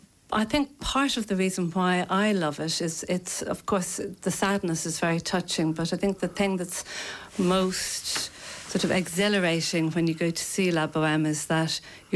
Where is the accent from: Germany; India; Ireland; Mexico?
Ireland; Leinster; now in London, United Kingdom; I'm from County Kilkenny.